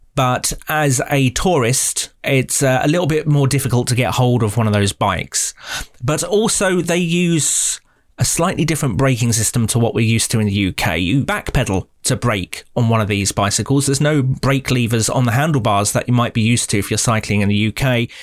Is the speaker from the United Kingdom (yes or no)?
yes; United Kingdom; as a Brit